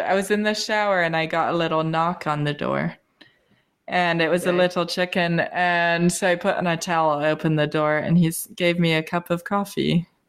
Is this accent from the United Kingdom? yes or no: yes; England, United Kingdom; born there; People always, like, if I tell them I was born in England, they always say, oh, can you do a British accent? And I say no.